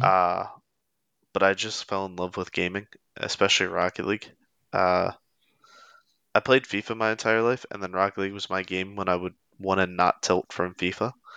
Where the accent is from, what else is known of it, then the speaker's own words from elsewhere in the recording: Pennsylvania, United States; also born or lived in North Carolina / Lancaster, Pennsylvania; I've lived in Pennsylvania my entire life except two years when I went to college in North Carolina